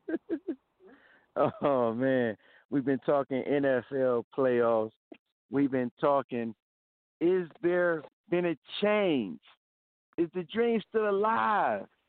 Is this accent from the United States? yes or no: yes; Cleveland, Ohio, United States; I'm from Cleveland